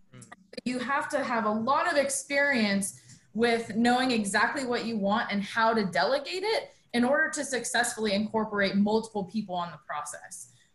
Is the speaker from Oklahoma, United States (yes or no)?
no; Albuquerque, New Mexico, United States; moved away as an adult; also born or lived in Birmingham, Alabama; I was born and raised in Albuquerque.